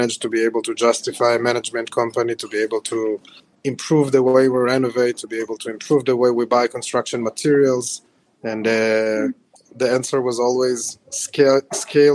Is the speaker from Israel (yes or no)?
yes; Israel; moved away as an adult; also born or lived in Ukraine; now in United States; I was born in Ukraine, and I moved to Israel when I was 6 years old in 1995. And I then relocated to the States at the beginning of 2018